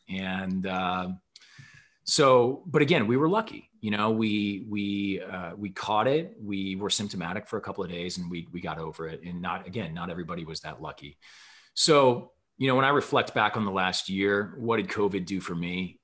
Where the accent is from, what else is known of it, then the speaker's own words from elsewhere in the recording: Midwest, United States; as a Midwesterner turned West Coaster, I don't know what to think of that.